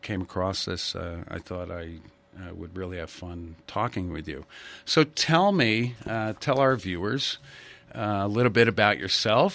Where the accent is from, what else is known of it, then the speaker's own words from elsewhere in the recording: Ridgefield, Connecticut, United States; I grew up in Ridgefield, Connecticut